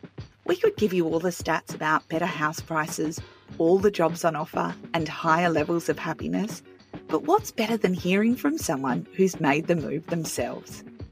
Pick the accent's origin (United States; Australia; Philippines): Australia; Great Southern, Western Australia; moved away; also born or lived in Sydney, Australia; I was back in the old Great Southern stomping ground.